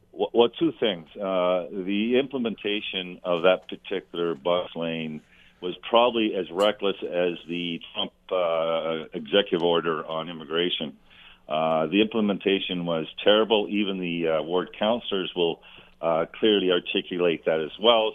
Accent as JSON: {"language": "English", "country": "Canada", "said": "as a Canadian"}